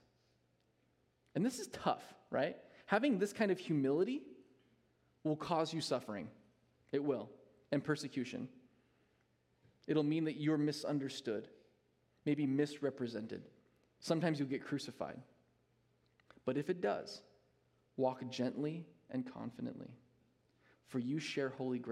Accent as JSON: {"language": "English", "country": "United States", "said": "as an American church"}